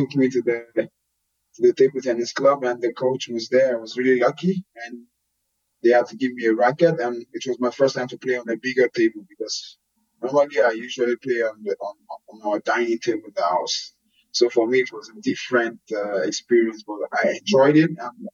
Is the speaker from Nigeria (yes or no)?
yes; Lagos, Nigeria; moved away as an adult; also born or lived in United States; now in Belgium; I grew up in Lagos